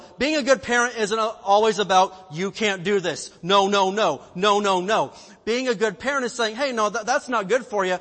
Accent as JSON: {"language": "English", "region": "Indiana", "country": "United States", "moved": "yes", "lives_now": "California, United States", "said": "I'm from the Midwest in Indiana where we've got lots of denominational"}